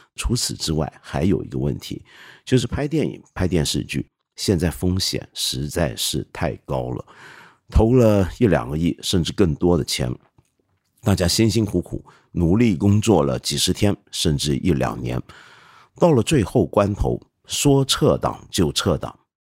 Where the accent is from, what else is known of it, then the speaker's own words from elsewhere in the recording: China; 不像我们中国人这么努力